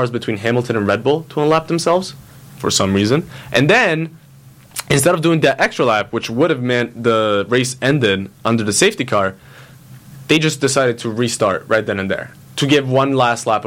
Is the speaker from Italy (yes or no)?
yes; Italy; moved away; I was born in Italy. I grew up in Italy.